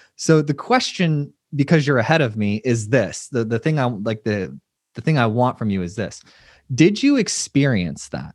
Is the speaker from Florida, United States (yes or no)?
yes; Florida, United States; I live in Florida